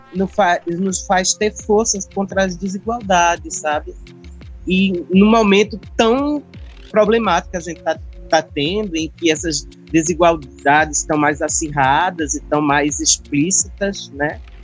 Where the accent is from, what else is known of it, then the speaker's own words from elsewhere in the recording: São José do Egito, Pernambuco, Brazil; eu também sou do Sertão, eu sou do sertão, não sou do Bodocó, mas sou do sertão do Pajeú. Sou de São é. José do Egito, terra dos poetas